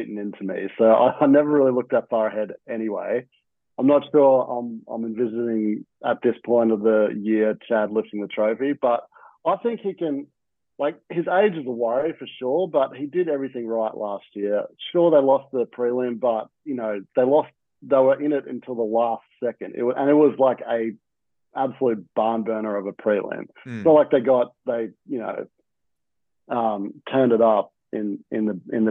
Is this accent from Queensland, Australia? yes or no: yes; Queensland, Australia; as a Queenslander